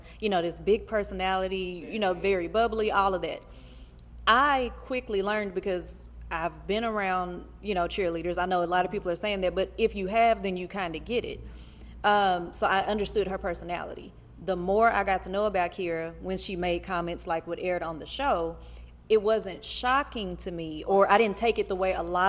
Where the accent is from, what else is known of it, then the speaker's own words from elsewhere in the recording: Oklahoma City, Oklahoma, United States; I went to a predominantly white school in Oklahoma City